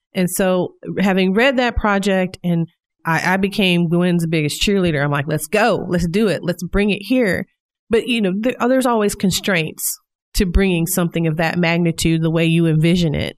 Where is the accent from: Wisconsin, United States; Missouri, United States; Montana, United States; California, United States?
Missouri, United States; Independence; now in Northwest Arkansas, United States; I'm originally from Kansas City, Missouri, specifically in the suburb of Independence.